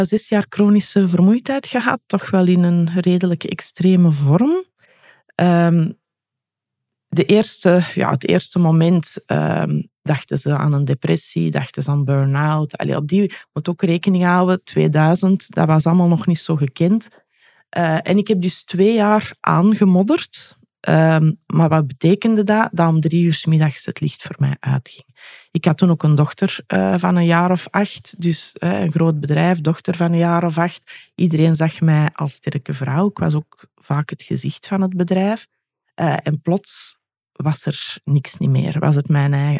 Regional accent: Belgium; ben ik wel een echte Belg

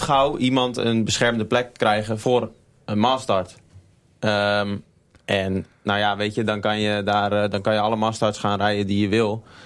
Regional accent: Gouda, South Holland, Netherlands; also born or lived in Utrecht; now in Groningen, Netherlands; ik ben hier in de stad geboren. En, maar ik ben eigenlijk opgegroeid in Gouda

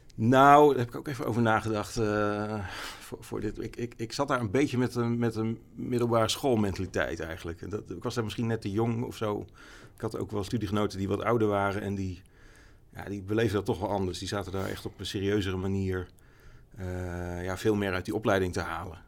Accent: Amersfoort, Utrecht, Netherlands; ik ben wel in Amersfoort opgegroeid. Ik ben niet geboren, maar vanaf mijn zesde ongeveer gewoond.

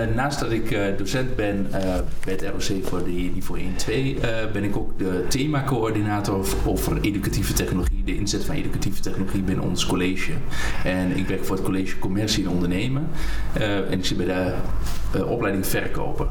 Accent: Hengelo, Overijssel, Netherlands; ik woon in Hengelo geboren en getogen in Hengelo

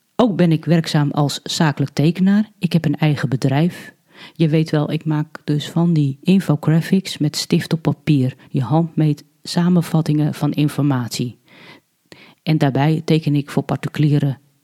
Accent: Alkmaar, North Holland, Netherlands; moved away; also born or lived in Hardinxveld-Giessendam/Heerewaarden; geboren in Alkmaar en woon in Heergewaard samen met mijn man

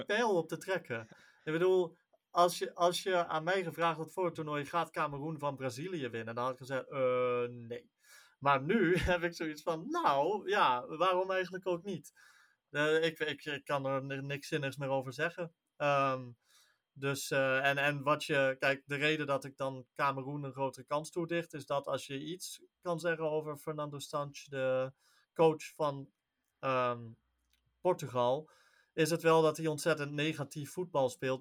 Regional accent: Netherlands; wij als Nederlanders

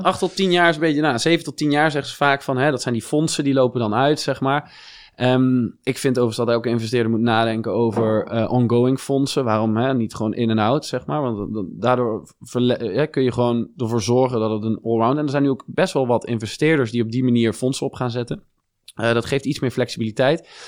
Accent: Venlo, Limburg, Netherlands; born or raised there; moved away as an adult; also born or lived in Germany / Eindhoven / Singapore; now in Amsterdam, Netherlands

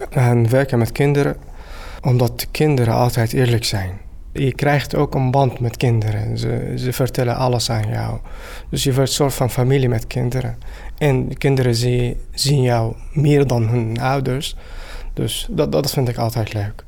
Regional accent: Syria; Dutch is a second language; moved away as an adult; now in Netherlands; ik kom uit Syrië. Ik woon hier in Nederland sinds anderhalf jaar.

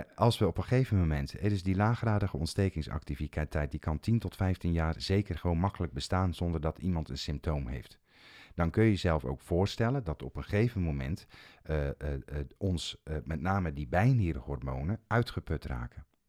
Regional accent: Zeeland, Netherlands; Ik kom zelf uit Zeeland

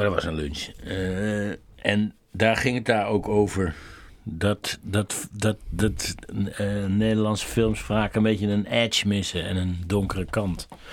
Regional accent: Netherlands; ik ben een Nederlander

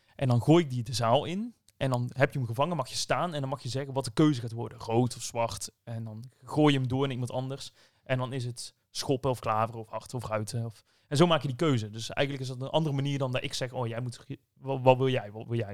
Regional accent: Netherlands; Ik ben wel een Nederlander

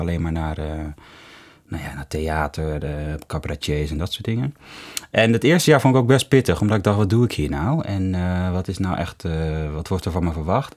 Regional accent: Hoofddorp, North Holland, Netherlands; also born or lived in Amsterdam; ik kom uit Hoofddorp. Mhm mensen ik ben opgegroeid in Hoofddorp.

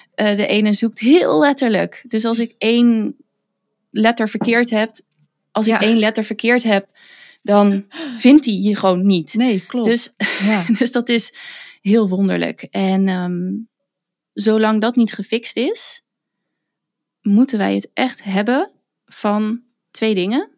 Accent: western Netherlands, Netherlands; accent: western / Randstad; ik ben, kom toevallig uit het westen van het land, dus mijn accent tussen aanhalingstekens is niet weer tussen aanhalingstekens storend

